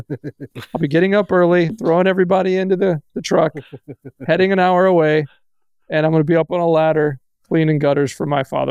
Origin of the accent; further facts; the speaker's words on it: Texas, United States; now in Wisconsin, United States; I'm originally from Texas, so that's not Big Ten territory